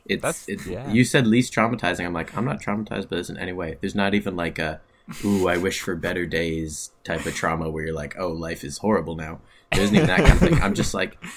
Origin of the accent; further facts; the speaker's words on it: Ottawa, Ontario, Canada; it's in Ottawa. It's in my hometown